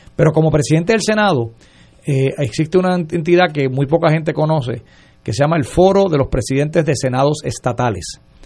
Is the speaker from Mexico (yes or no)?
no; Puerto Rico; como puertorriqueño